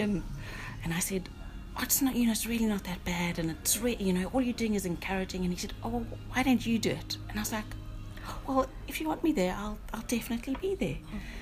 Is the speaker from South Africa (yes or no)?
yes; South Africa; moved away as an adult; now in Northern Ireland, United Kingdom; I'm originally from South Africa